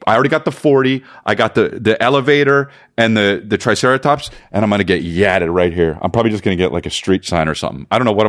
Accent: New Jersey, United States; we're from New Jersey.

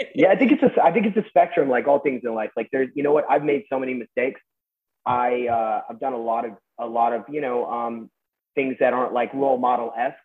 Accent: Westlake Village, California, United States; I grew up in Westlake Village and so pretty normal suburban yeah. upbringing.

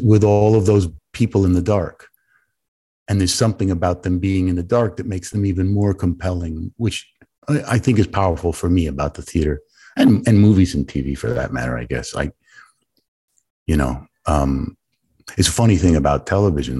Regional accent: New York City, New York, United States; growing up on the Lower East Side with my mother

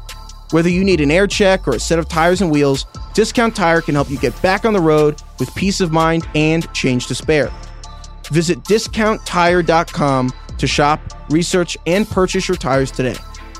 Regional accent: New York, United States; As a Giants fan growing up in New York, we always celebrated with Pepsi.

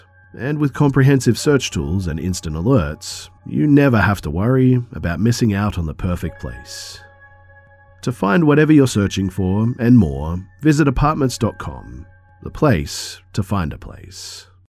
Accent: Australia; So I'm from Australia, and when I was 8 years old, my family lived in a house off the Pacific Highway.

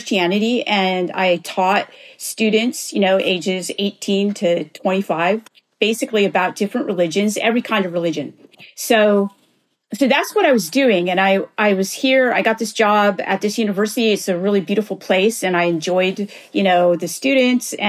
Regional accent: Northern California, United States; now in North Carolina, United States; I grew up in California. I now live in North Carolina

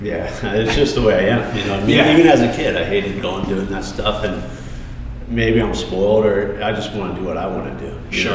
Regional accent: Colorado, United States; now in San Diego, United States; Colorado's cool, you know. I grew up there. I was the only one in my family not born in California.

